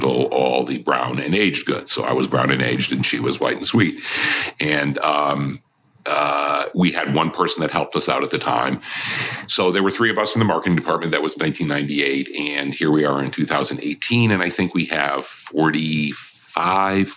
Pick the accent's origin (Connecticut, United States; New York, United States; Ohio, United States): Connecticut, United States; moved away as an adult; now in Kentucky, United States; I grew up in Connecticut.